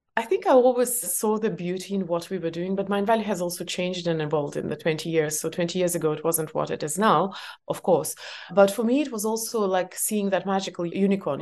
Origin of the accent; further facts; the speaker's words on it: Estonia; English is a second language; I was born in Soviet Union and it was full-on Soviet Union before perestroika, uh, I was growing up.